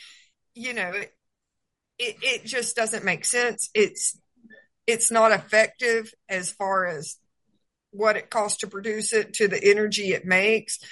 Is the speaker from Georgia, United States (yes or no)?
yes; Georgia, United States; moved away as an adult; also born or lived in Texas / New Mexico; I was born and raised in Georgia.